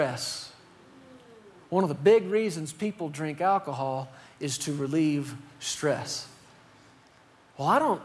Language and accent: English; Fort Worth, Texas, United States; We said, "Fort Worth."